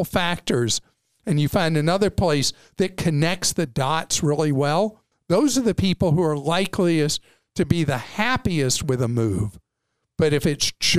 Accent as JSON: {"language": "English", "country": "United States", "said": "as an American, obviously I invest in my home country"}